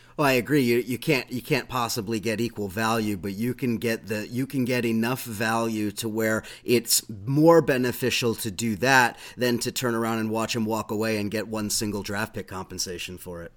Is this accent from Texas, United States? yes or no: no; Southern California, United States; now in New York, United States; living in New York, although I'm from Southern California